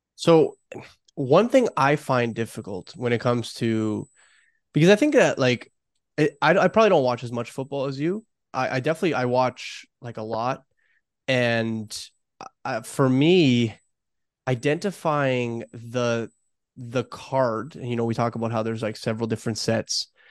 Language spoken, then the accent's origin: English; Toronto, Ontario, Canada; I grew up in Toronto